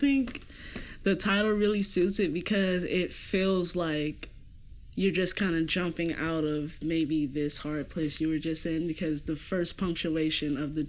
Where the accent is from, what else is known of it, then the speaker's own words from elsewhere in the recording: Fort Lauderdale, Florida, United States; moved away; I'm actually from Fort Lauderdale, Florida.